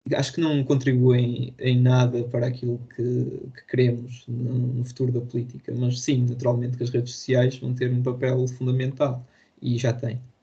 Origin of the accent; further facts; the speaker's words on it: Póvoa de Varzim, Norte, Portugal; eu tenho 18 anos, sou da, da Pova de Barzim